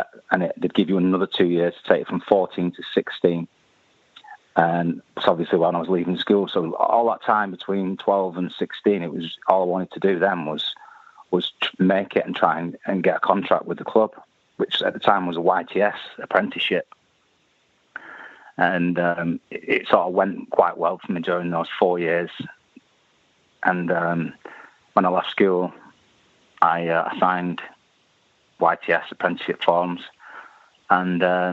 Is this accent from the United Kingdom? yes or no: yes; Oldham, North West England, United Kingdom; I was born in Oldham